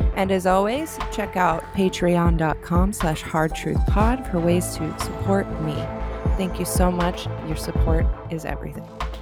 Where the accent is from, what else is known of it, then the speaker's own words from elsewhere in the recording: the South, United States; accent: Southern; I am so American and I'm Southern, and I'm working with an accent here